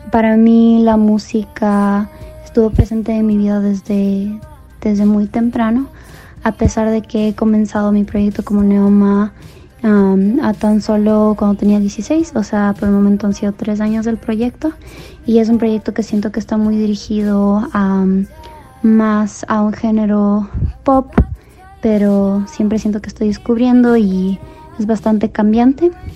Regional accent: Cuenca, Azuay, Ecuador; now in Denver, United States; Ahora resido aquí, pero soy de Cuenca, Ecuador.

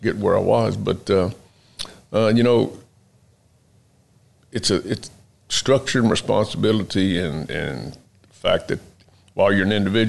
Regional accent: Lake Jackson, Texas, United States; born or raised there; also born or lived in Houston, Texas

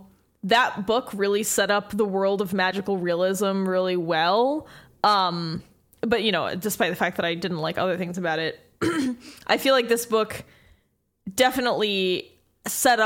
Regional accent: United States; We are too American

